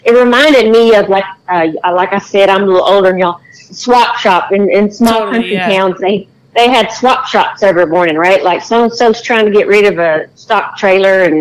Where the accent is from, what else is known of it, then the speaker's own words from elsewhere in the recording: Texas, United States; I'm from Texas